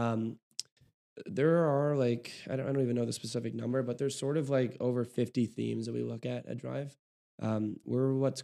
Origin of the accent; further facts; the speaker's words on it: Oakland, California, United States; now in Chicago, United States; I'm from Oakland